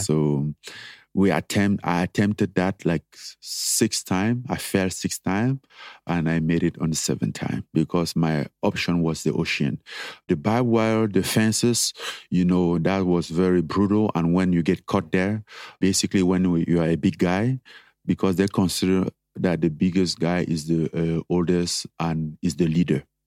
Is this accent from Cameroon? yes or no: yes; Cameroon; moved away as an adult; growing up in Cameroon